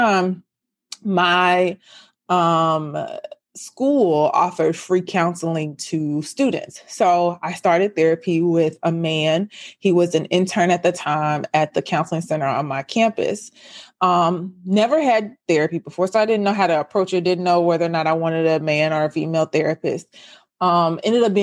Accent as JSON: {"language": "English", "town": "Memphis", "region": "Tennessee", "country": "United States", "said": "I am from Memphis, Tennessee. So I live in the South"}